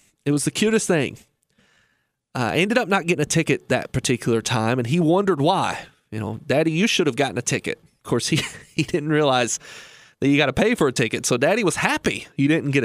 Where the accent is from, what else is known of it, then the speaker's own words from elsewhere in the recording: Lebanon, Kentucky, United States; I was raised in Lebanon, Kentucky